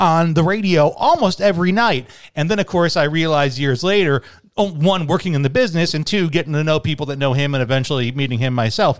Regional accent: Chicago, Illinois, United States; now in Arizona, United States; A radio station I grew up listening to in Chicago, B96.

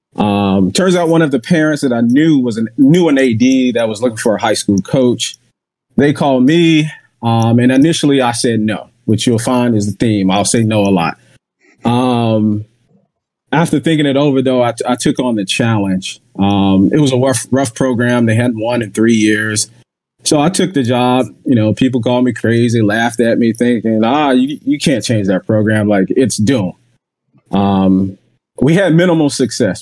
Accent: Jacksonville, Florida, United States; moved away; I'm originally from Jacksonville, Florida

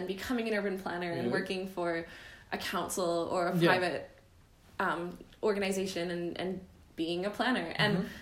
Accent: Vancouver, British Columbia, Canada; moved away as an adult; also born or lived in Ottawa; now in Melbourne, Australia; I am from Canada. I'm from Vancouver, but I did my undergrad in international development

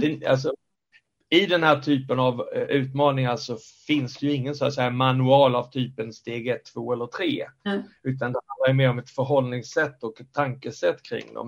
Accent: Skåne, Sweden; also born or lived in Stockholm area; now in Stockholm, Sweden; jag bor i Stockholmsområdet sedan länge men jag är från Skåne. Mm. Jag är skåning i Stockholm

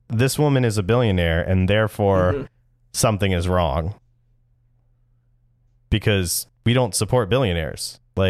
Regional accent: New Jersey, United States; don't want people to know I'm from New Jersey.

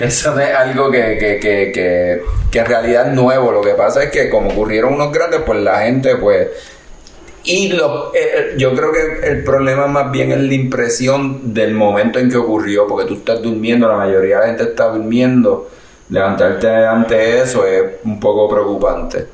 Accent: Puerto Rico; nosotros como puertorriqueños

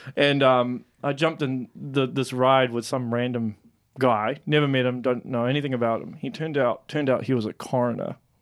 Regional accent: Auckland, New Zealand; moved away; I'm from Auckland

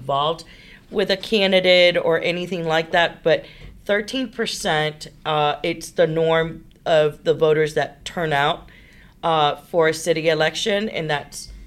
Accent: New York City, New York, United States; now in Houston, United States; I'm from New York

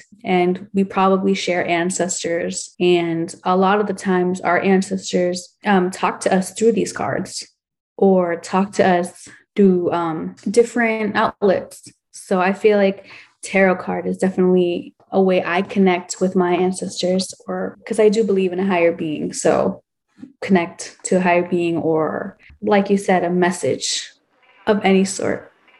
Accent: El Salvador; my two best friends, like we're all from El Salvador, which is crazy, because if you go there, it's so humbling

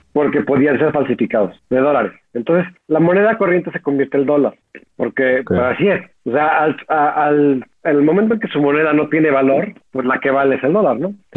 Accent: Mexico; éramos bastante conocidos por ser los mexicanos

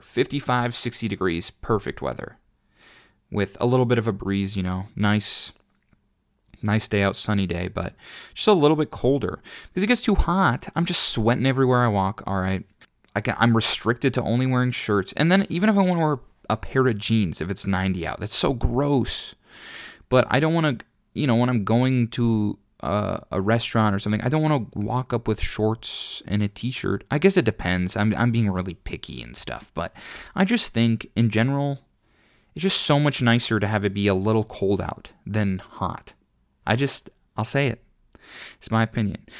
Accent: Minnesota, United States; I'm from Minnesota

